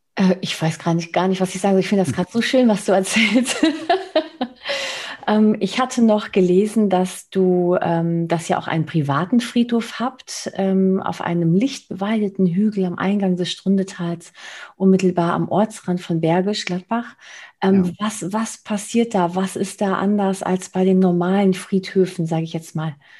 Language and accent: German; Spain; now in Germany; ich als Spanierin